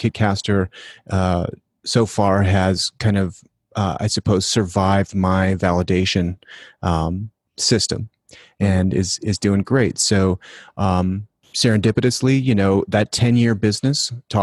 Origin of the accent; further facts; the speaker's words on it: Denver, Colorado, United States; I'm from Denver